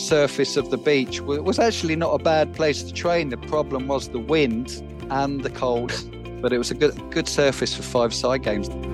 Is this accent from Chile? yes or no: no; London, United Kingdom; I'm not from Harleypool, I'm from London, you could probably tell from, from my accent